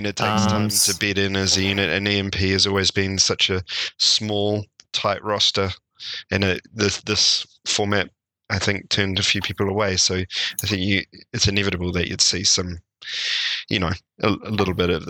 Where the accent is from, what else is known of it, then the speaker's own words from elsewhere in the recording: New Zealand; as a New Zealander, I always root for the underdog.